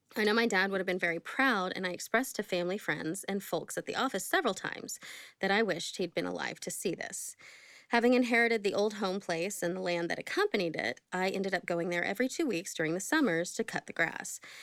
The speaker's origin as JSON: {"language": "English", "region": "Oklahoma", "country": "United States", "tie": "born or raised there", "said": "I grew up in Oklahoma"}